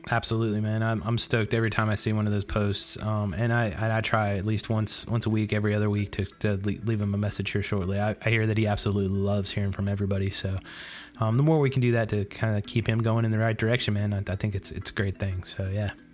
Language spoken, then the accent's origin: English; Charlotte, North Carolina, United States; now in Florida, United States; I grew up in Charlotte.